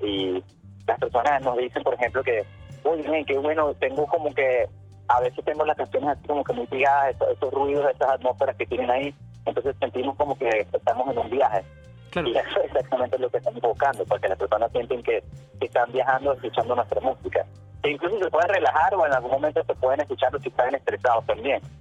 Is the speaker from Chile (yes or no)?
no; Venezuela; moved away; somos una banda venezolana